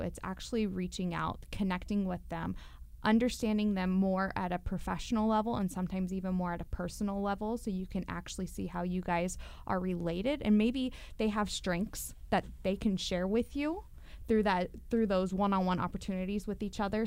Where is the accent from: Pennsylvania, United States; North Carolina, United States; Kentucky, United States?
Kentucky, United States; Louisville; moved away as an adult; growing up in Louisville